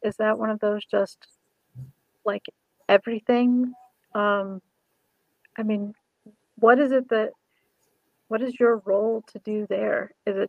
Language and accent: English; Indiana, United States; I grew up in Indiana